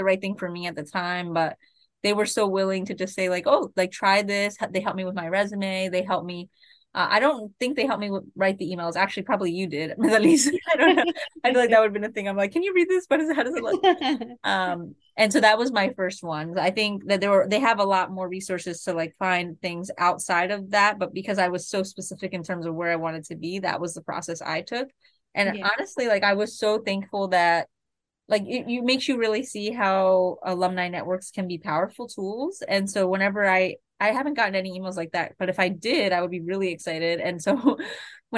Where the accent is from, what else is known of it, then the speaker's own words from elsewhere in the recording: Delaware, United States; I want to be in Delaware. Like, I want to be able to stay in my home state